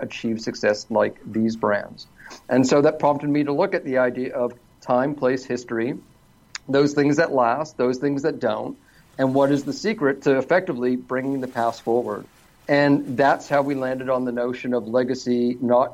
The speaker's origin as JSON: {"language": "English", "town": "Toronto", "region": "Ontario", "country": "Canada", "moved": "as an adult", "lives_now": "Los Angeles, United States", "said": "I'm originally from Toronto, Canada, but I've been living in mostly sunny Los Angeles"}